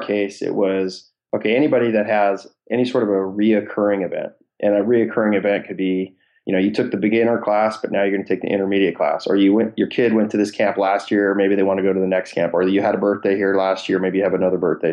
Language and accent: English; Seattle, Washington, United States; born and raised in Seattle area